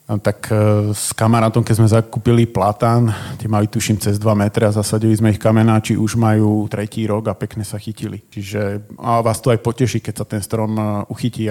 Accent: Trnava, Trnava Region, Slovakia; u nás v Trnave

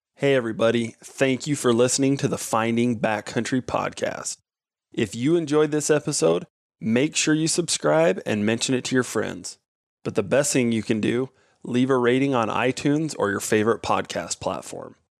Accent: Nevada, United States; I grew up in Nevada

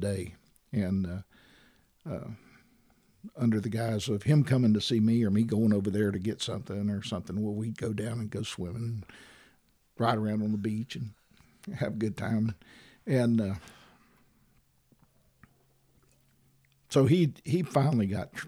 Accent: Valparaiso, Florida, United States; also born or lived in DeFuniak Springs, Florida; I grew up in Valparaiso, went to Niceville schools

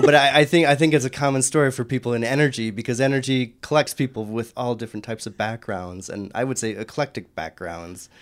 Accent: Michigan, United States; my home state of Michigan

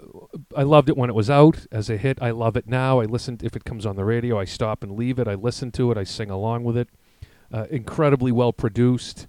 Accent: Ireland; Being Irish

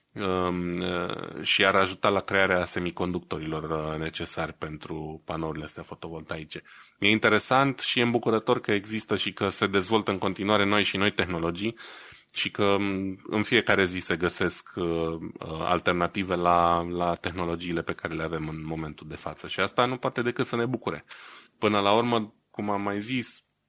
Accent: Romania; moved away; ca român din diaspora

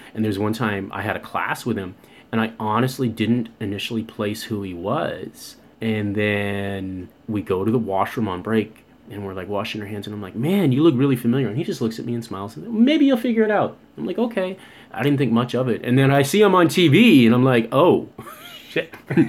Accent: Monterey Bay area, California, United States; moved away as an adult; now in Canada; I don't plan to live in the U.S. again. I do miss California tremendously.

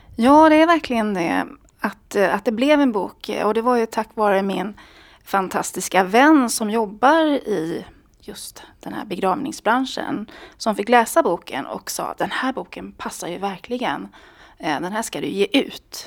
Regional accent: Småland, Sweden; now in Stockholm, Sweden; jag kommer då från Småland

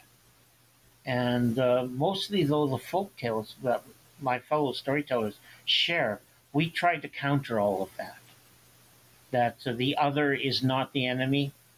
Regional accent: Ottawa Valley, Ontario, Canada; moved away; also born or lived in St. Catharines, Ontario; it came from my memories of the Ottawa Valley many years after I left it

